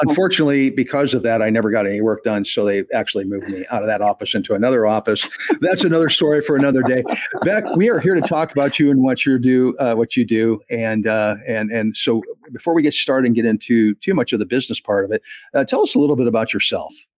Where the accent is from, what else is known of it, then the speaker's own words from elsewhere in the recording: Jefferson County, Colorado, United States; now in the South, United States; I'm actually from Jeffco